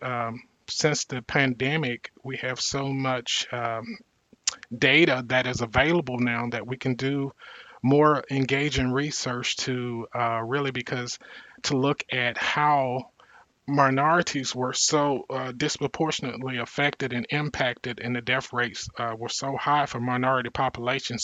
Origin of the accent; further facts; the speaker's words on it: Mississippi Delta, United States; growing up poor in the Mississippi Delta, one of the uh, poorest re- regions in the country